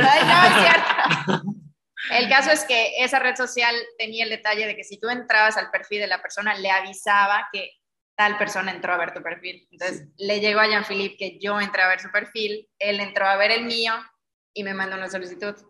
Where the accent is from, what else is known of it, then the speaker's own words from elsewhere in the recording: Mérida, Yucatán, Mexico; Yo soy de aquí, de Mérida